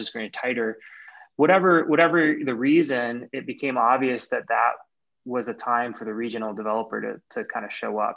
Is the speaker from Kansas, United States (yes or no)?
yes; Kansas area, United States; also born or lived in California; now in Minnesota, United States; I'm from the Kansas area